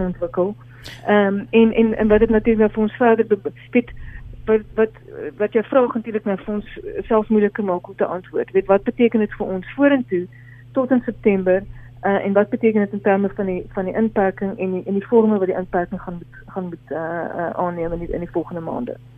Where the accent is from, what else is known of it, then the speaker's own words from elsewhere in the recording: South Africa; as Suid-Afrikaners